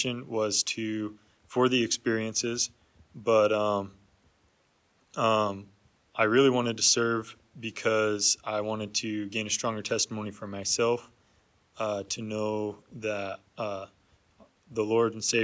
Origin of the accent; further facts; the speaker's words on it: Safford, Arizona, United States; moved away as an adult; now in Texas, United States; I'm from Safford, Arizona